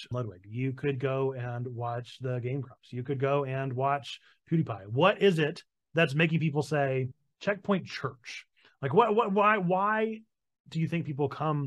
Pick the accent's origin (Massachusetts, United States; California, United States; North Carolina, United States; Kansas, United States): North Carolina, United States; I'm from North Carolina